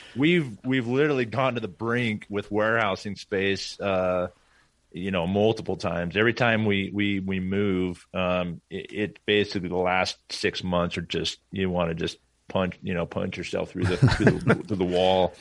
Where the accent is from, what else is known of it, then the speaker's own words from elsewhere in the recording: Portland, Oregon, United States; moved away; I grew up in Portland, Oregon.